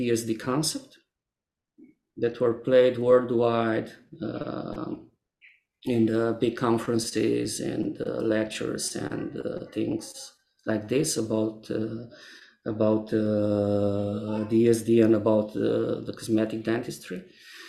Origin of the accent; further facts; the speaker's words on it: Transylvania, Romania; also born or lived in Cluj-Napoca / Timișoara; my hometown in the middle of Transylvania